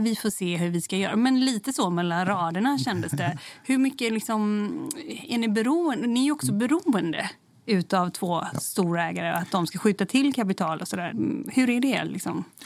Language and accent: Swedish; Gothenburg, Västra Götaland, Sweden; jag kommer ju från Göteborg